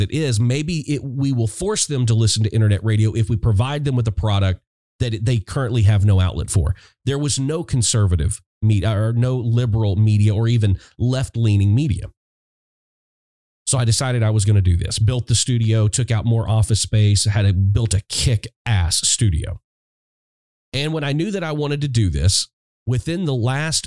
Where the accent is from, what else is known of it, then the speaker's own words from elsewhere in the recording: Little Rock, Arkansas, United States; I'm sitting in Little Rock, Arkansas, my hometown